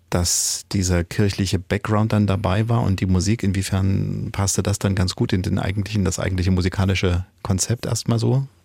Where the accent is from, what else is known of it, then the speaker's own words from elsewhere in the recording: North Rhine-Westphalia, Germany; moved away as an adult; now in Saxony, Germany; Ich komme aus Ostwestfalen. Mhm. Und bin seit 2003 hier.